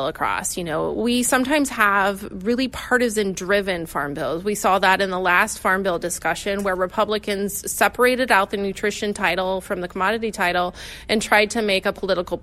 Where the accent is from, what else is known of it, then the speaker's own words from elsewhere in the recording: Ohio, United States; I'm from Ohio